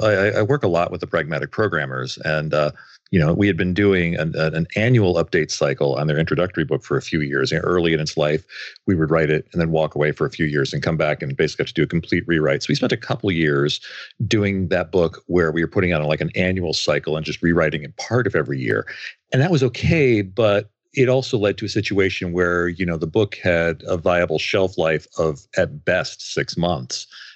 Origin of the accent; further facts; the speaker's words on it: Grand Rapids, Michigan, United States; from Grand Rapids, Michigan